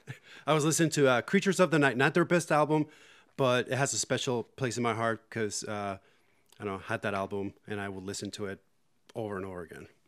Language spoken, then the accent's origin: English; Puerto Rico; in Puerto Rico, I got into metal when I was in eighth grade or so